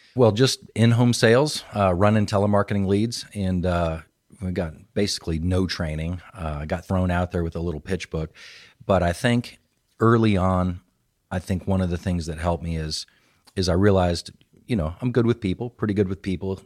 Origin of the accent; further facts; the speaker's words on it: Phoenix, Arizona, United States; also born or lived in California; now in Triangle area, North Carolina, United States; I claimed Phoenix, Arizona